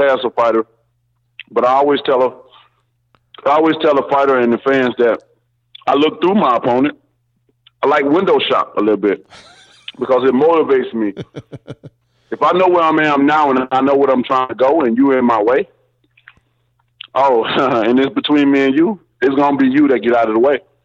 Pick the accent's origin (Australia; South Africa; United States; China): United States; Tuscaloosa, Alabama; my hometown